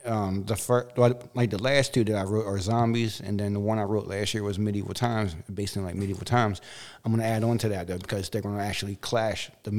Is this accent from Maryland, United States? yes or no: yes; Baltimore, Maryland, United States; now in Elkton, United States; I'm from Baltimore, but I mean, I'm currently residing in Elkton right now.